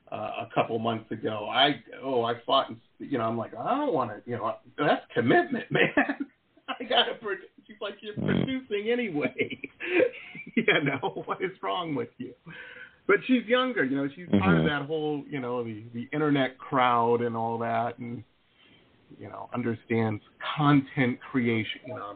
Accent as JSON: {"language": "English", "region": "Midwest", "country": "United States", "tie": "born or raised there", "lives_now": "California, United States", "said": "When I first moved out to California, growing up in the Midwest, everybody I knew was a musician."}